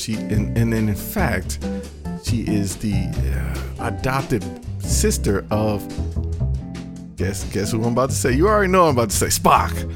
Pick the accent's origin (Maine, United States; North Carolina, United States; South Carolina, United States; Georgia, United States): North Carolina, United States; I'm from North Carolina